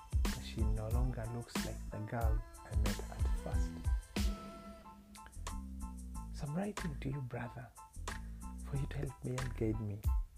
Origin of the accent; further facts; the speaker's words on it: Rwanda; moved away as an adult; now in Uganda; because I'm not a Ugandan. I come from Rwanda, and the lady is a Ugandan.